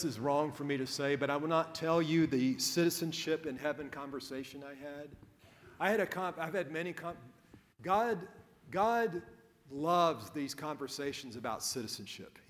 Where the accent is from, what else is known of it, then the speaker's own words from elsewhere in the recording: United States; a red-blooded American, as an American